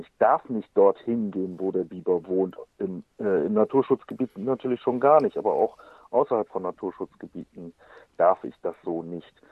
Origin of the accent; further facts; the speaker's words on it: Germany; bei uns in Deutschland